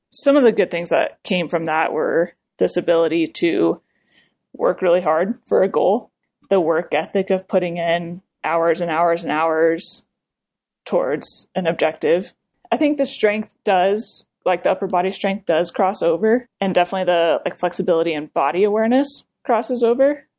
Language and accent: English; Colorado, United States; moved away as an adult; also born or lived in New Jersey; I grew up in Colorado